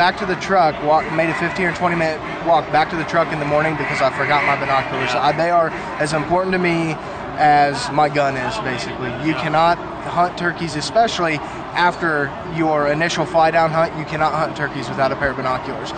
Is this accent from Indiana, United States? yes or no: no; Savannah, Missouri, United States; from Savannah, Missouri